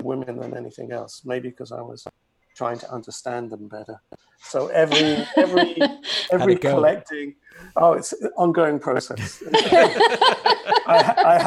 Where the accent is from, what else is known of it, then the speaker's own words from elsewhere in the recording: England, United Kingdom; moved away; being English and you can never, you know, lose your roots, nor should you